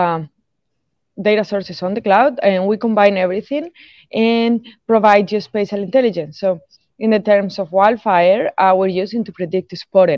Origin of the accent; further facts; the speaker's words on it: Spain; now in Tampa, United States; I'm originally from Spain